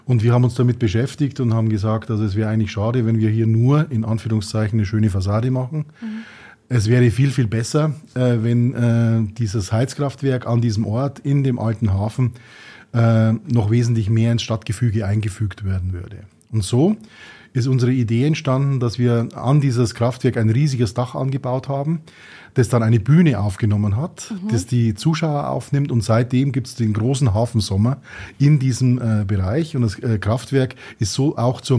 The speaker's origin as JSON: {"language": "German", "town": "Tirschenreuth", "region": "Bavaria", "country": "Germany", "tie": "born there", "said": "Wir sind gebürtig in Tirschenreuth, sowohl mhm. mein Bruder als auch ich."}